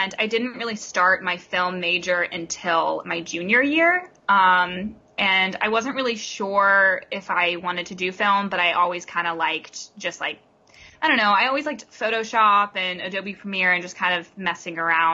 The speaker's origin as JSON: {"language": "English", "town": "Chattanooga", "region": "Tennessee", "country": "United States", "moved": "yes", "lives_now": "Los Angeles, United States", "said": "I'm from Chattanooga, Tennessee. I go to film school in L.A."}